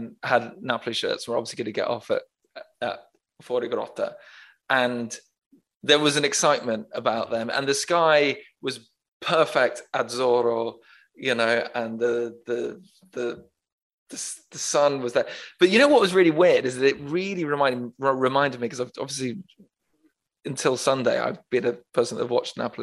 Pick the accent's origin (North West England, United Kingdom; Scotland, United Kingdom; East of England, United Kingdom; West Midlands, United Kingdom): North West England, United Kingdom; Manchester; I was born in Manchester